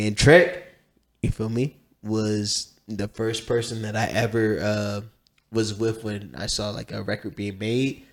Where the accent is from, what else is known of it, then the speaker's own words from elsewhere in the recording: Columbus, Ohio, United States; the same city I was from, he's South Side, I'm from the South Side